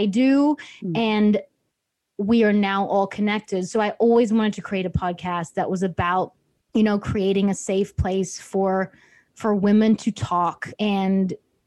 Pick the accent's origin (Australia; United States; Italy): Australia; I'm from Australia. You might not tell with the accent